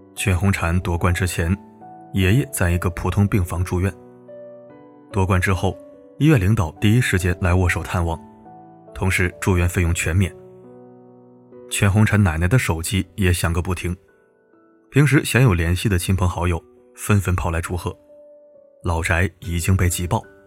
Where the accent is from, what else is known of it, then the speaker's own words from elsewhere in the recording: Beijing, China; 我是在北京某部队大院长大的